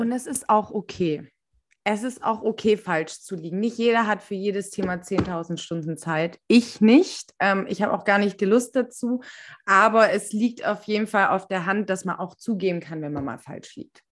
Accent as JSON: {"language": "German", "town": "Stuttgart", "region": "Baden-Württemberg", "country": "Germany", "said": "wir sind aus Stuttgart"}